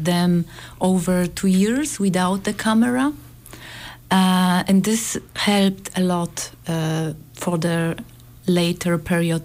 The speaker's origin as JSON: {"language": "English", "country": "Poland", "said": "we are from Poland"}